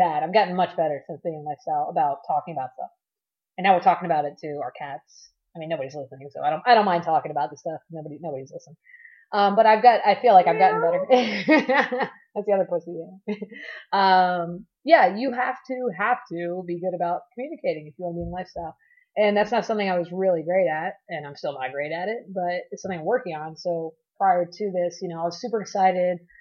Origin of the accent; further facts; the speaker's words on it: Miami, Florida, United States; I'm from Miami originally